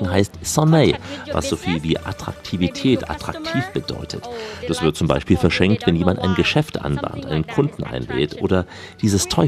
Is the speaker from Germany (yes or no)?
no; Thailand; also einer Bananenart bei uns in Thailand.